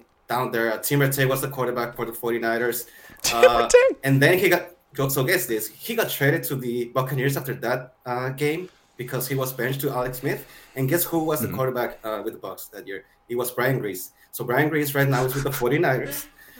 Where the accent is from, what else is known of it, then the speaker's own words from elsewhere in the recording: Mexico; I'm from Mexico.